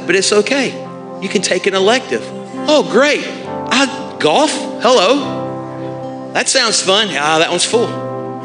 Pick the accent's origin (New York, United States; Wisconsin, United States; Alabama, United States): Alabama, United States; moved away; I'm from Alabama